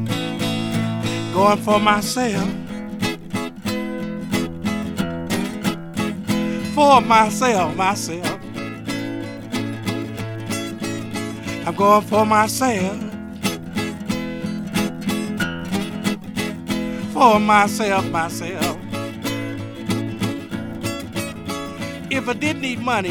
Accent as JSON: {"language": "English", "town": "Winston-Salem", "region": "North Carolina", "country": "United States", "tie": "born or raised there", "said": "I was raised up in Winston-Salem"}